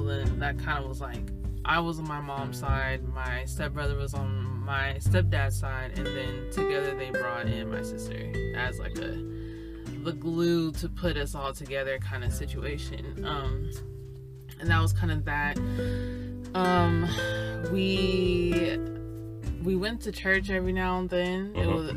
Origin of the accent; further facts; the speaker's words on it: Sacramento, California, United States; I'm from California, NorCal, or Northern California, for those who are not aware that it's NorCal or SoCal, specifically Sacramento.